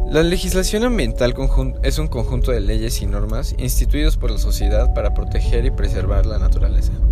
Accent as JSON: {"language": "Spanish", "country": "Mexico"}